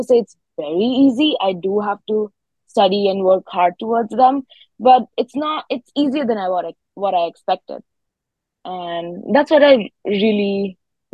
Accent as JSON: {"language": "English", "town": "New Delhi", "region": "Delhi", "country": "India", "moved": "as an adult", "lives_now": "Maryville, United States", "said": "I'm from like a city. I'm from New Delhi"}